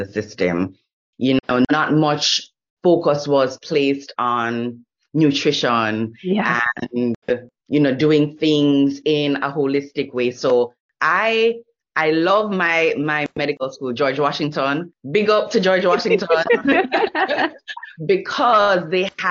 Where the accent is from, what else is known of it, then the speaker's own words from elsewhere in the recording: Jamaica; moved away as an adult; I grew up in Jamaica